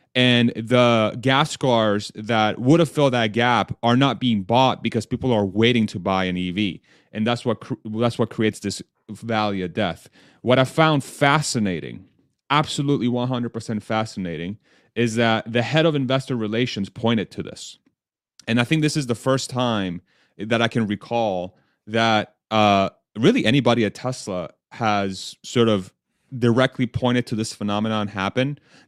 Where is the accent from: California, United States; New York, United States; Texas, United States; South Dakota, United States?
Texas, United States; I'm from Texas.